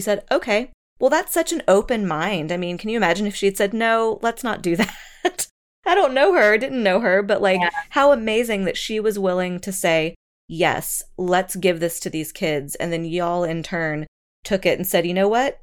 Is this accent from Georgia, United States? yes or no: yes; Georgia, United States; moved away; also born or lived in Oklahoma City; I'm I'm from Georgia